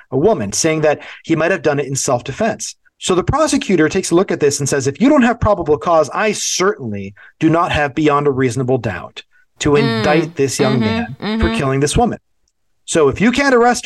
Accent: Florida, United States; moved away; I grew up in Florida

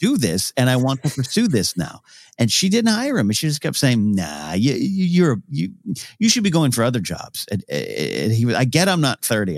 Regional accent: Arroyo Grande, California, United States; moved away as an adult; also born or lived in Los Angeles; my hometown

